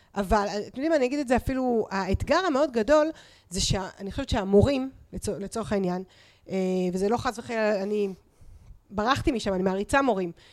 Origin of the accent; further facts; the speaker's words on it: Israel; אני מושבניקית, אני עבדתי בשדה עם ההורים שלי